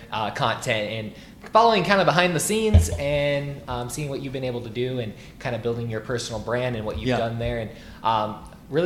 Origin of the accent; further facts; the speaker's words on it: Burlington, Iowa, United States; also born or lived in Dubuque, Iowa; now in Des Moines, United States; I'm originally from Burlington, Iowa, southeast Iowa, a smaller area, about 35,000 people or less. And I was originally born in Dubuque, Iowa.